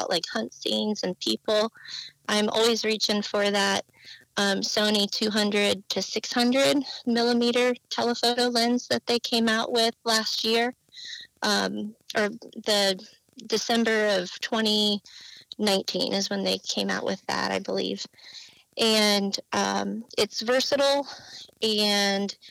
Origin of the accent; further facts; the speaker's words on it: Illinois, United States; moved away as an adult; also born or lived in Southern California; now in California, United States; I am originally from Illinois. Grew up in the boonies on a cow farm